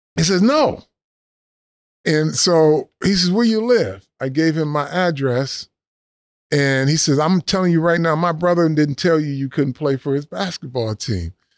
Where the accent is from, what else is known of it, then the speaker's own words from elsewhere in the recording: Flint, Michigan, United States; also born or lived in Chicago, Illinois; grew up Flint, Michigan. I was born in Chicago, but raised at from age eight to adulthood um, in Flint, Michigan